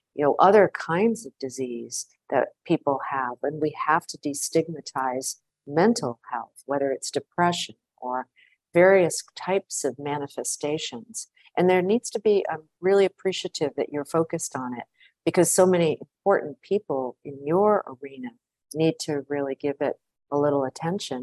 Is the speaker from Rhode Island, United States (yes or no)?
yes; Providence, Rhode Island, United States; also born or lived in Washington; now in New York, United States; I grew up in Providence, Rhode Island